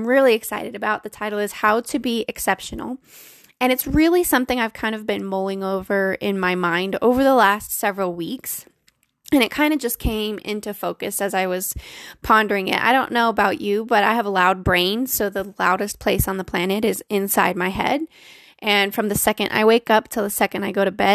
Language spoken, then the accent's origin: English; Colorado, United States; I was born and raised in Colorado and live here with my wonderful husband of 6 years.